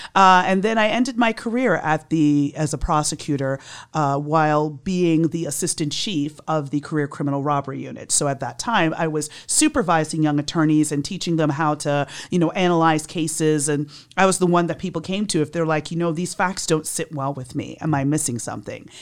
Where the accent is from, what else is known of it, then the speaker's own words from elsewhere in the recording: New York, United States; moved away as an adult; now in Miami, United States; I was born and raised in New York. I came down here in nineteen ninety-seven to work for the state attorney's office.